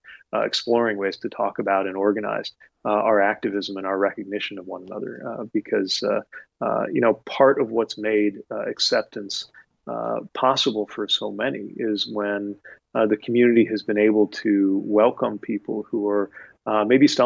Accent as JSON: {"language": "English", "country": "United States", "said": "as an American"}